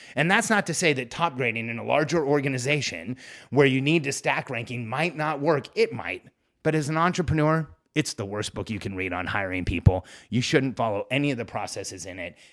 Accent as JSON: {"language": "English", "country": "Mexico", "moved": "yes", "said": "the place where I was born. I'm from Mexico"}